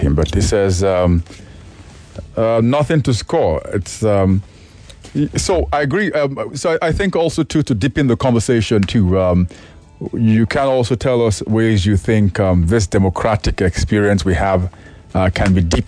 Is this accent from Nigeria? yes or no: yes; Nigeria; as a Nigerian